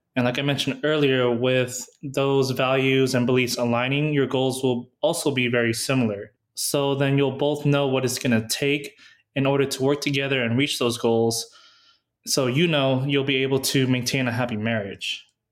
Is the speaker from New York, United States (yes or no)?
no; San Diego, California, United States; moved away as an adult; I was from San Diego